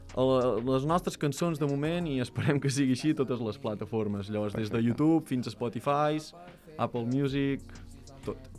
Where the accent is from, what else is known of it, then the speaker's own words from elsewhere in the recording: Vic, Catalonia, Spain; nosaltres som de Vic, som dos nanos de Vic